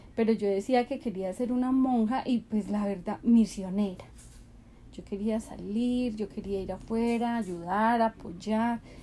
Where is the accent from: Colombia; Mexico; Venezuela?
Colombia; Pereira, Risaralda; also born or lived in Bogotá; cuando tenía 19 años me fui a vivir a Bogotá con mi hermano mayor, porque acá en Pereira imposible, primero mi papá no me dejaba